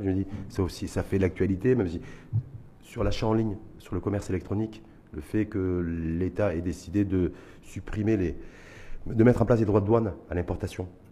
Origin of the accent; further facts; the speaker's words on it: Morocco; chez nous, au Maroc